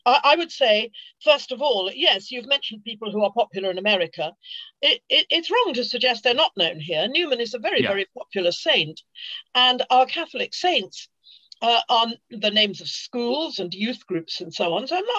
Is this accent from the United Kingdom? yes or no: yes; London, United Kingdom; Being a Londoner, I tend to know it from the southern angle